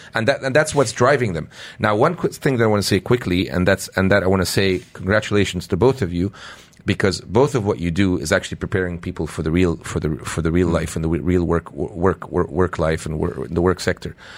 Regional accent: Canada; now in United Arab Emirates; when we were growing up in Canada

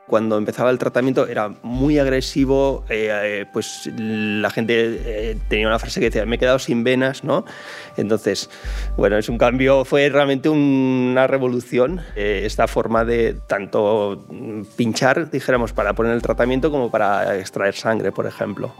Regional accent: Barcelona, Catalonia, Spain; soy de Barcelona

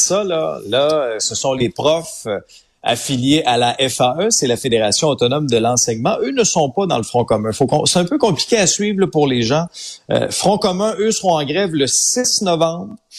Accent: Abitibi, Quebec, Canada; moved away; also born or lived in Outaouais; je suis un gars de région. Tu sais, j'ai grandi en Abitibi, j'ai vécu en Outaouais aussi

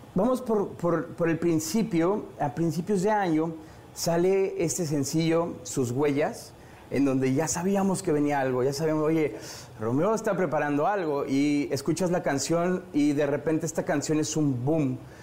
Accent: Mexico; en mi país, en México

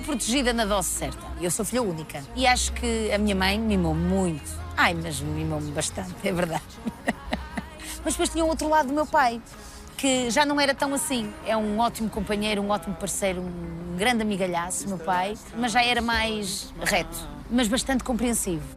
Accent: Santa Maria de Lamas, Norte, Portugal; accent: pronúncia do Norte; moved away as an adult; now in Lisbon, Portugal; Eu sou do Norte, sou de Santa Maria de Lamas, mas sempre vivi muito bem aqui em Lisboa

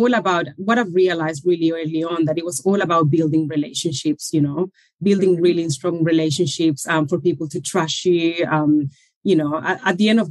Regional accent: Chile; moved away as an adult; now in Australia; I moved from Chile. That's where originally I'm from, around 20 years ago

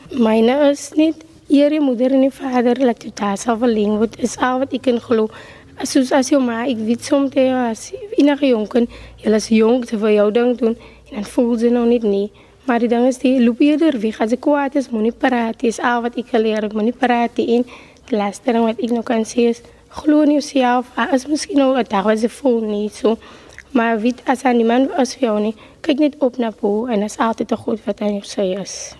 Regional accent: Cape Town, Western Cape, South Africa; Ek is van Elservie 39

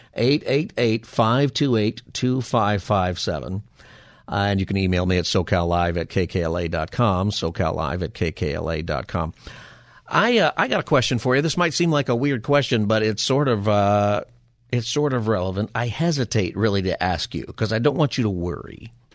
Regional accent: Palmdale, California, United States; I grew up in Palmdale, right here in the Southland

